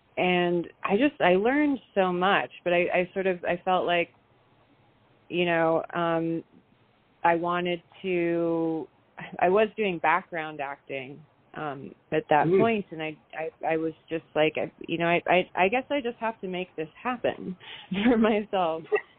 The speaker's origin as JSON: {"language": "English", "town": "San Francisco", "region": "California", "country": "United States", "tie": "born there", "also_born_or_lived": "England / Bay Area / Canada", "said": "I was born in San Francisco, and we moved a lot. We moved to England for about 5 years and then back to the Bay Area."}